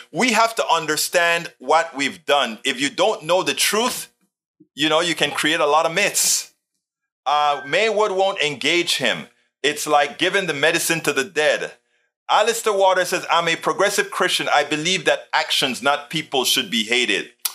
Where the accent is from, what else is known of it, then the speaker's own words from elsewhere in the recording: Panama; now in United States; I came from Panama, Central America. And in our school, we had American history, rather, we had Panamanian history